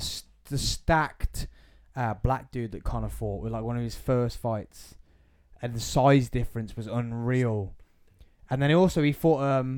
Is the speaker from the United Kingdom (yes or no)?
yes; England, United Kingdom; as an English person